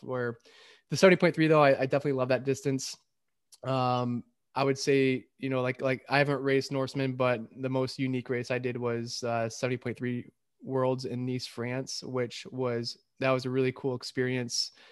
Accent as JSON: {"language": "English", "town": "Lapeer", "region": "Michigan", "country": "United States", "tie": "born or raised there", "also_born_or_lived": "Metamora, Michigan", "said": "I grew up in Lapeer, Michigan, or Metamore, Michigan, um, you know, in, in farm country."}